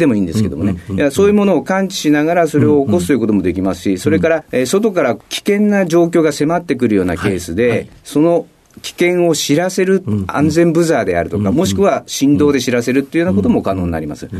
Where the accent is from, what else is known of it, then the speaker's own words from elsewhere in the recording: Tokyo, Japan; 東京の葛飾区になります。あの寅さんで有名な柴又の近くですね、はい、まあ、当時としては珍しい、えーと、とマンモス団地の一角で。はい、生まれ育ちました。